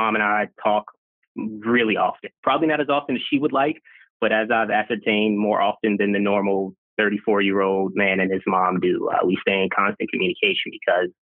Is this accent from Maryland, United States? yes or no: yes; Baltimore, Maryland, United States; also born or lived in Brooklyn, New York / Long Island, New York; my mom and I are from Brooklyn. I was raised mostly in Baltimore, Maryland.